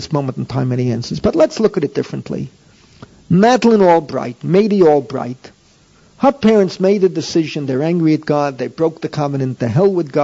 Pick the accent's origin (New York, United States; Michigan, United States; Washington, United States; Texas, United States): New York, United States; New York City; I grew up in the Bronx